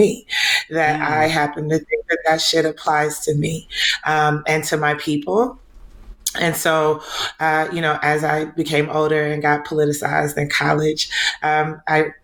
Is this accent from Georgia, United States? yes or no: yes; Atlanta, Georgia, United States; also born or lived in Nigeria; I was born in Nigeria and raised in Southwest Atlanta.